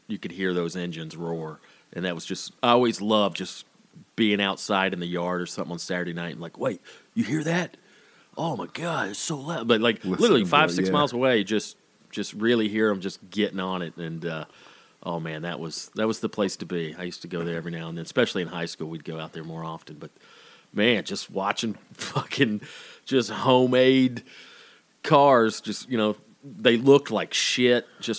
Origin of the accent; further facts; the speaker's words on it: Woodstock, Georgia, United States; I grew up in Woodstock, Georgia, I probably lived about 5-6 miles from the Dixie Speedway.